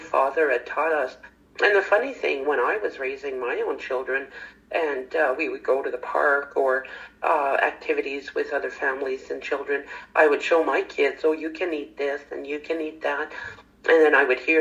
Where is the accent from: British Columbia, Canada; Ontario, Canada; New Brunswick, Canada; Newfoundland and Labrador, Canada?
Ontario, Canada; St. Charles; I was raised in St. Charles, Ontario, and we lived on a farm